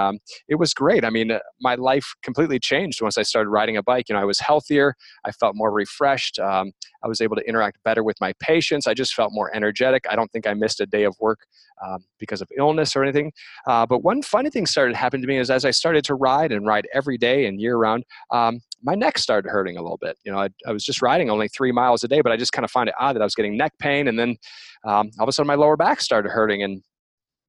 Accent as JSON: {"language": "English", "region": "Michigan", "country": "United States", "moved": "as an adult", "lives_now": "Portland, United States", "said": "I'm originally from the Midwest, so I'm from Michigan, and kind of grew up with cycling"}